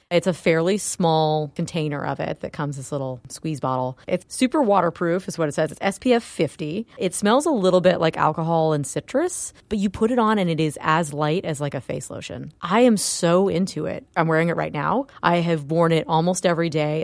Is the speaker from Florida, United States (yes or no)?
yes; Florida, United States; I'm from Florida and it is very humid there